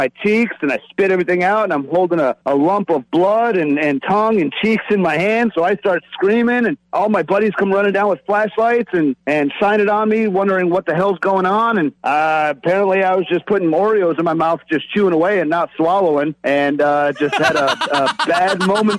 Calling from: Northport, Florida, United States

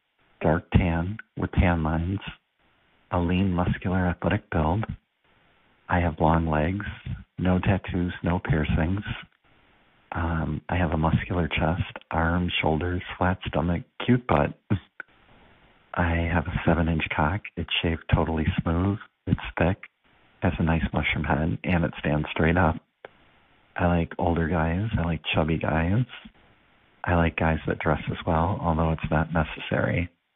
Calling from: Indiana, United States

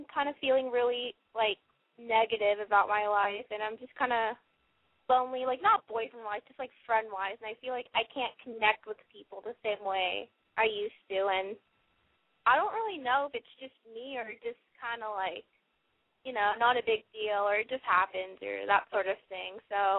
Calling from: Los Angeles, California, United States; I'm 17. I live in L.A.

